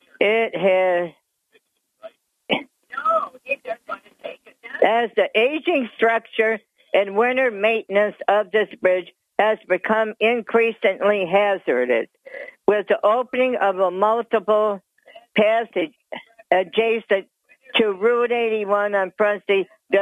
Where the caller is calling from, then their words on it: Dickinson, New York, United States; …, from the town of Dickinson.